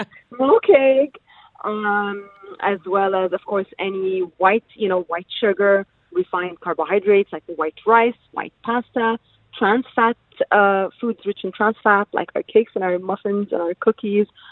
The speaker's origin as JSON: {"language": "English", "country": "United Arab Emirates", "tie": "born or raised there", "said": "I'm originally Palestinian, but born and raised in the UAE."}